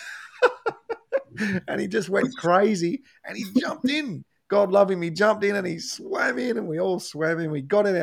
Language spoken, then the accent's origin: English; Tasmania, Australia; I'm from Tasmania